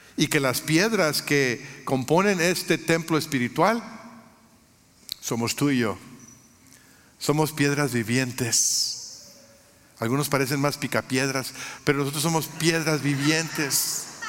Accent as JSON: {"language": "Spanish", "country": "Mexico", "tie": "born or raised there", "moved": "yes", "lives_now": "United States", "said": "Yo, nací en México, soy mexicano de origen"}